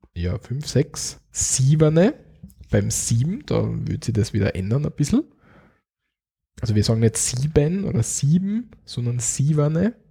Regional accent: Austria; Wir in Österreich im Osten, Südosten, sagen wir Viertelelf.

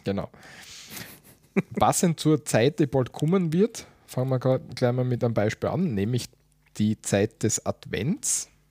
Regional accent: Austria; Bei uns in Österreich

